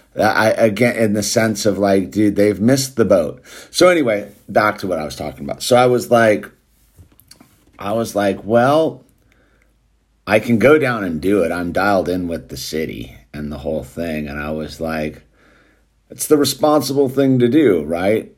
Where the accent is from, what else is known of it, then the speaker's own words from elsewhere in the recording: United States; also born or lived in Los Angeles; I'm an American